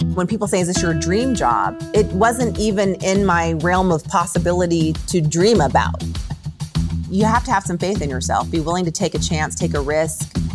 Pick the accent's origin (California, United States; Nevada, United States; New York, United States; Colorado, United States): Nevada, United States; Las Vegas; growing up in Las Vegas